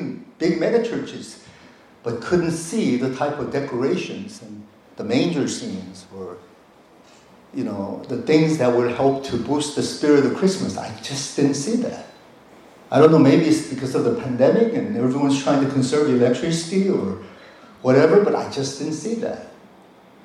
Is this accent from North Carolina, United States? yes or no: yes; North Carolina, United States; now in South Korea; I grew up in the East Coast in North Carolina